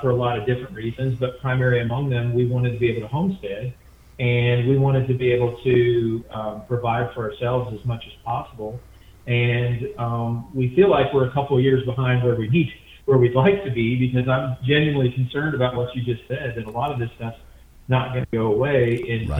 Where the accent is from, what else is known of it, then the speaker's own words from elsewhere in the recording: Midwest, United States; I was raised in the Midwest, but I consider myself a Southerner. My roots are Southern